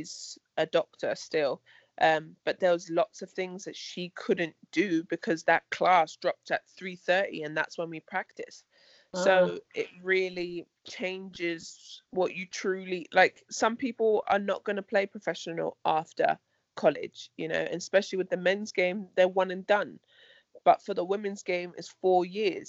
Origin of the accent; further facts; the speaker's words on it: London, United Kingdom; my hometown of London